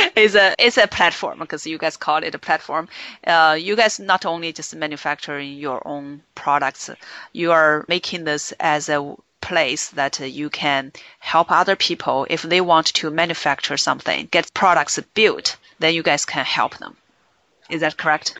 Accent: China; I grew up in China.

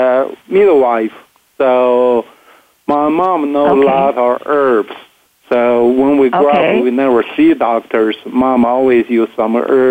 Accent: Harbin, Heilongjiang, China; moved away as an adult; now in United States; I grew up in northeast China called Harbin, China

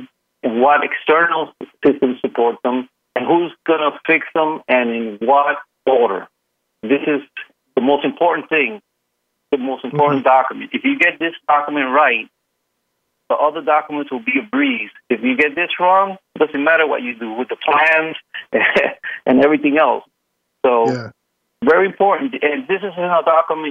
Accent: Puerto Rico; Puerto Rico, as you know, I'm from Puerto Rico. It rains here a little

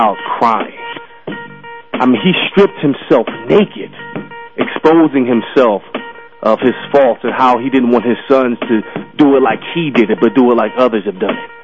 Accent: Philadelphia, Pennsylvania, United States; growing up in Philadelphia

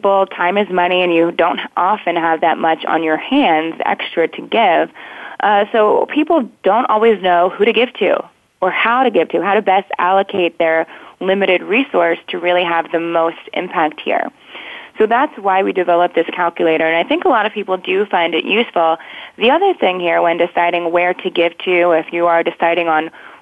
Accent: New Jersey, United States; now in Washington, D.C., United States; I'm originally from New Jersey

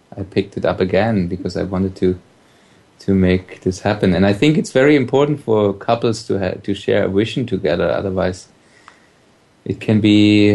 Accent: Germany; moved away as an adult; I was from Germany

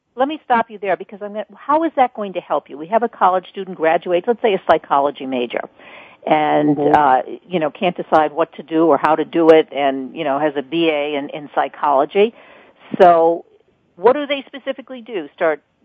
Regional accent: New York, United States; I'm a New Yorker

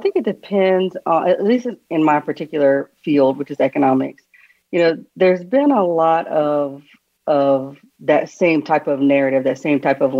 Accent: the Carolinas, United States; accent: Southern; I am from the Carolinas, so Southern, in case you hear the accent.

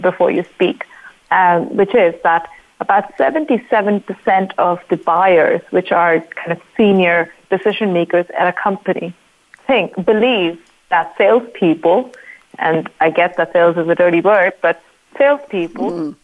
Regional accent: India; I'm from India

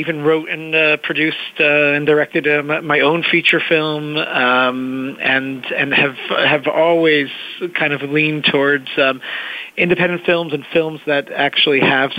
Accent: Israel; also born or lived in New York, United States; So I was born in New York, and my family moved to Israel, actually, when I was young, when I was about 10.

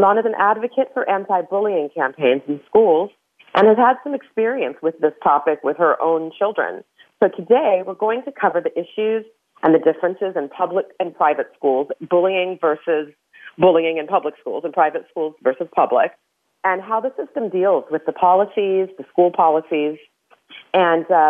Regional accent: Los Angeles, California, United States; since I was a kid growing up in the San Fernando Valley here in Los Angeles

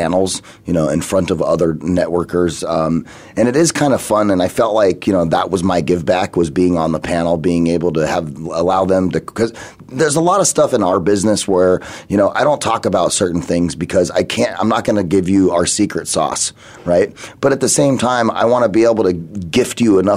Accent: Phoenix, Arizona, United States; also born or lived in San Diego; I'm from Phoenix

